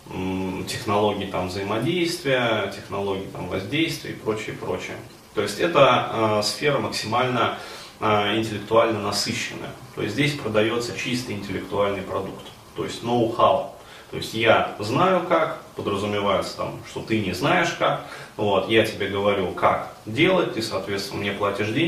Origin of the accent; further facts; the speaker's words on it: Ufa, Bashkortostan, Russia; now in Moscow, Russia; А, и, но до этого я же приехал в Москву из Уфы, то есть из достаточно такого провинциального города.